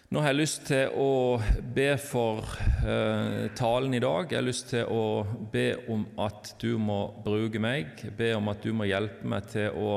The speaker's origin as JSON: {"language": "Norwegian", "town": "Lyngdal", "region": "Agder", "country": "Norway", "accent": "Southern Norwegian", "lives_now": "Bergen, Norway", "said": "Men jeg tror dere hører at jeg er sørlending, kom fra Lyngdal. Men har bodd egentlig i bergensområdet siden 97"}